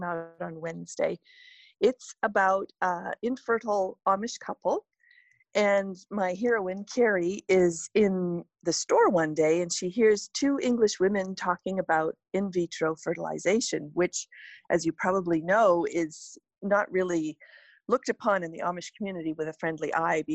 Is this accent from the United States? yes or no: no; Canada; moved away; also born or lived in West Coast (US); I'm from Canada, but at the moment I live on the West Coast.